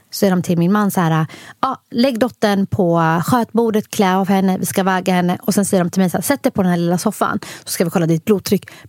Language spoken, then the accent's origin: Swedish; Somalia; Och på grund av att jag är somalier också så gillar vi att få barn varje år.